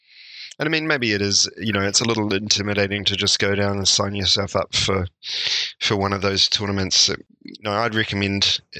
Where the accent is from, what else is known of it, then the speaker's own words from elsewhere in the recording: New Zealand; as a New Zealander, I always root for the underdog.